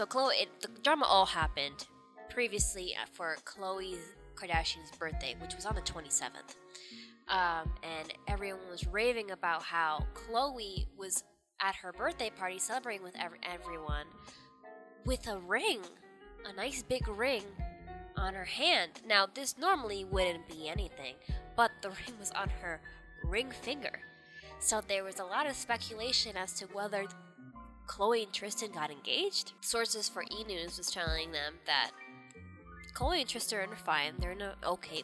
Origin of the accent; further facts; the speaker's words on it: New York, United States; me being a New Yorker